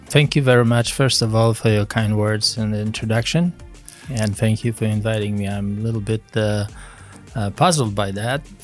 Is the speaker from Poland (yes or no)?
yes; Poland; moved away as an adult; I grew up in Poland, was born and raised in Poland